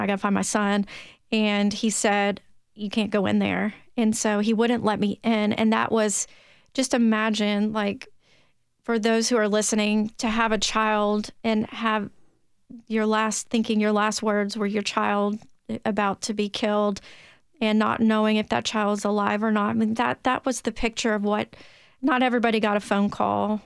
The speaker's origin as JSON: {"language": "English", "area": "Williamson County", "region": "Tennessee", "country": "United States", "tie": "born or raised there", "also_born_or_lived": "Memphis, Tennessee", "accent": "Tennessee twang", "lives_now": "Nashville, United States", "said": "I was born and raised in Tennessee."}